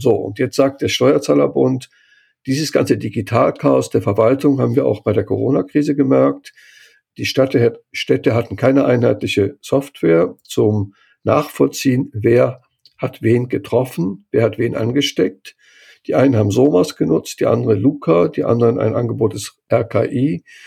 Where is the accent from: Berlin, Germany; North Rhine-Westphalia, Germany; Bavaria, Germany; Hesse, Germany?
North Rhine-Westphalia, Germany; Cologne; moved away; ich komme ja aus Köln, ich bin da geboren, arbeite, lebe zwar jetzt nicht mehr